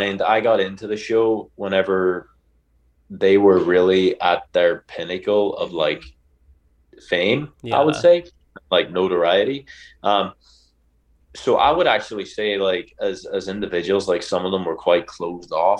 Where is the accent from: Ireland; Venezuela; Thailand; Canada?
Ireland; as an Irishman